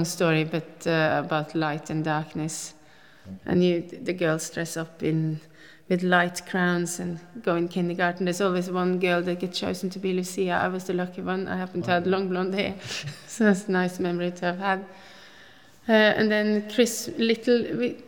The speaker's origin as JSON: {"language": "English", "region": "Oslo", "country": "Norway", "tie": "born or raised there", "also_born_or_lived": "Oppegård / London", "second_language": "English", "moved": "as an adult", "lives_now": "Tasmania, Australia", "said": "I grew up in Oslo. I'm born and bred in Oslo."}